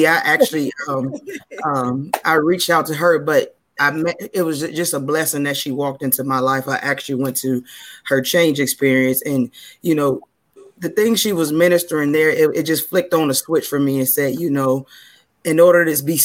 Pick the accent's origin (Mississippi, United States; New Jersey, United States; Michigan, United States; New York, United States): Michigan, United States; Detroit; now in Virginia, United States; I've been living in Virginia for about 15 years now, but born and raised from Detroit, Michigan